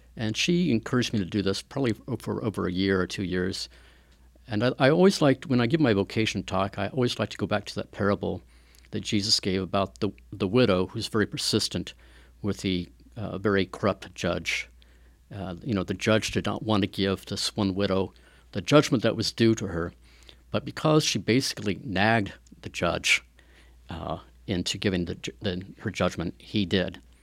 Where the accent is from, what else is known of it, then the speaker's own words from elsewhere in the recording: Wichita, Kansas, United States; moved away as an adult; now in Atchison, United States; Grew up in Wichita, Kansas, uh, about two, three hours south of here.